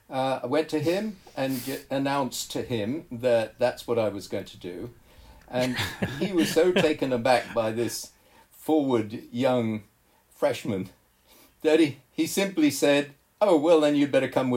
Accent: Kenya; also born or lived in Zambia / Tanzania / Malawi; I was raised in East Africa, Zambia, Tanzania, Malawi, and then Kenya. And in that time, as a boy growing up, I'd gone to different protected areas, national parks.

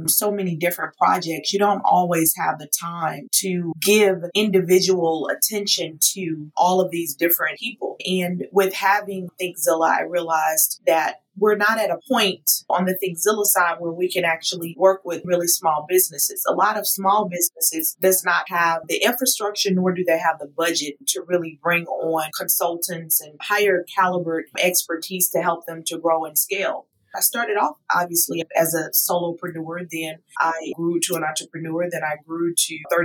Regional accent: Houston, Texas, United States; moved away as an adult; now in Atlanta, United States; When I moved from my hometown, Houston, Texas, to Atlanta, Georgia in 2016

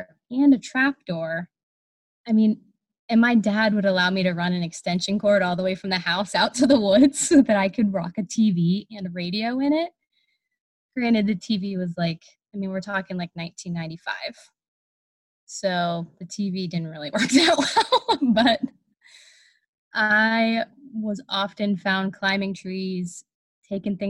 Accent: New Brighton, Pennsylvania, United States; I grew up in a little town that I currently live in, New Brighton, Pennsylvania.

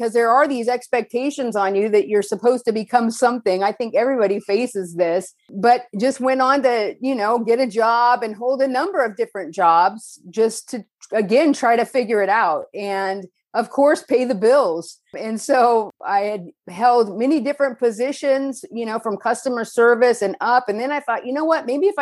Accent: Northern California, United States; moved away as an adult; now in Costa Mesa, United States; I was born in Southern California, raised in Northern California, and then returned to Southern California

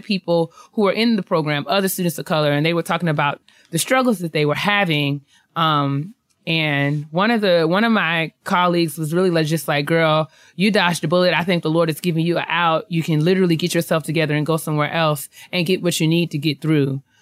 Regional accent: New York, United States; moved away; I'm from New York. I lived there my whole life

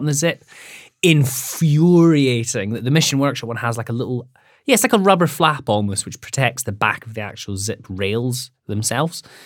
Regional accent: Scotland, United Kingdom; I'm from Scotland

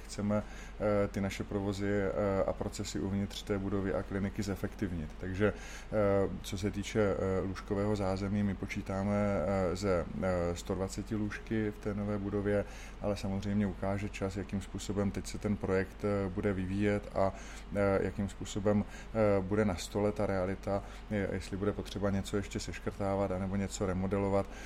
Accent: Brno, South Moravian Region, Czechia; jsem Brňák, kdy ustal jsem v Komíně a chodil jsem na základní školu ve Křistenova a potom Pastviny v Komíně

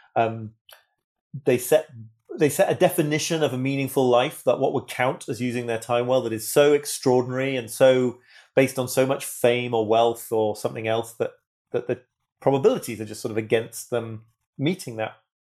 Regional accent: United Kingdom; I'm British

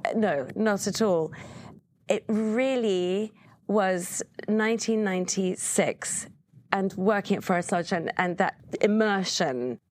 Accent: England, United Kingdom; moved away; I, being English

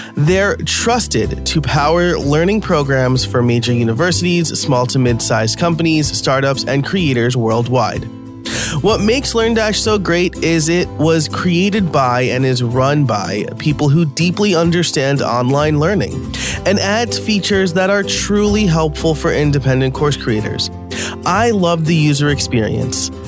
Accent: United States; I'm from New York.

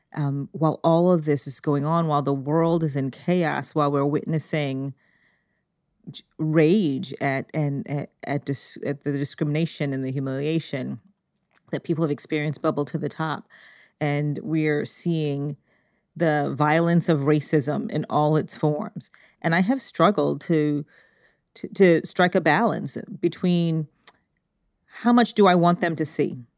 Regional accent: Connecticut, United States; we grew up in Connecticut, one of the richest states in the country

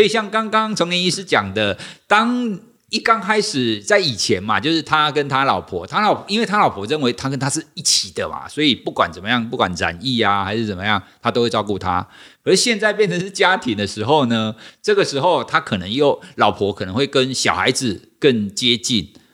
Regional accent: Taiwan; 我们就是国人嘛，我们都是台湾人嘛

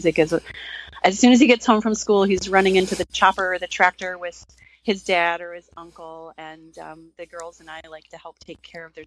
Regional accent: Ohio, United States; moved away as an adult; now in Wisconsin, United States; I grew up in suburbia in Ohio, but I fell in love with and married a dairy farmer.

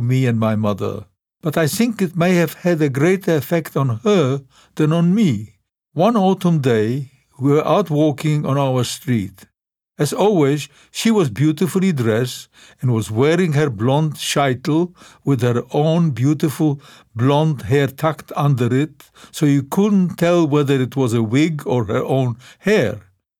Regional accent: Lodz, Łódź Voivodeship, Poland; English is a second language; The first time I went back to Poland, I did not go back to my hometown of Lodz right away.

